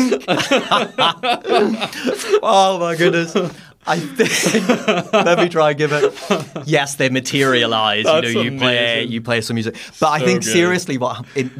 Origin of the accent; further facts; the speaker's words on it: Northern Ireland, United Kingdom; moved away as an adult; also born or lived in London; now in Cape Town, South Africa; growing up in the 80s and 90s, Northern Ireland